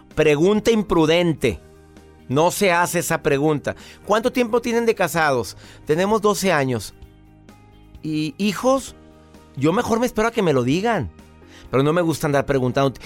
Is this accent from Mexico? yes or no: yes; Mexico; En mi país, México